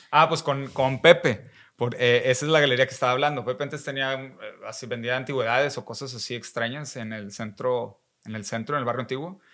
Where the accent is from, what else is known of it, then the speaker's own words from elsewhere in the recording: Monterrey, Nuevo León, Mexico; also born or lived in San Pedro Garza García; crecí y nací en Monterrey